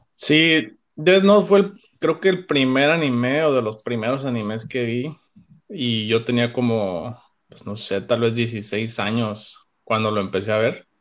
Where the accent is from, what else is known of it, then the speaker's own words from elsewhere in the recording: Cabo San Lucas, Baja California Sur, Mexico; moved away as an adult; also born or lived in Monterrey, Mexico; now in Chicago, United States; Soy originario de Cabo San Lucas, México